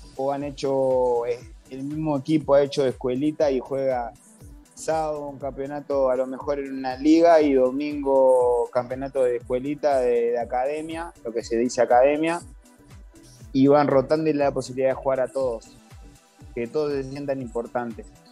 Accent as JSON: {"language": "Spanish", "country": "Uruguay", "moved": "yes", "lives_now": "Venezuela", "said": "Uruguay es un país muy humilde, de que somos pocos"}